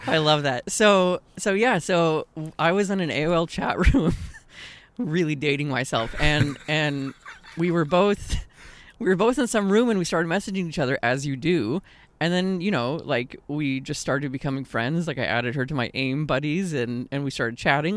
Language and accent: English; Austin, Texas, United States; moved away; growing up in Austin